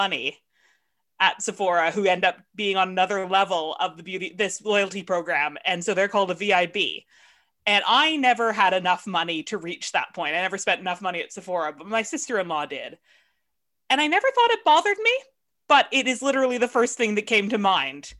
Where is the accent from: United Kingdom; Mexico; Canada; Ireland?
Canada; I'm from Canada